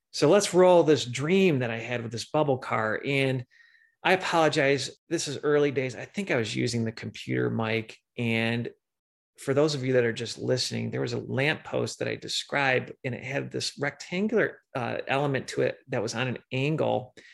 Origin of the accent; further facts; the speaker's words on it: Michigan, United States; also born or lived in Chicago area; now in Chicago, United States; I grew up in Michigan and I live in the Chicago area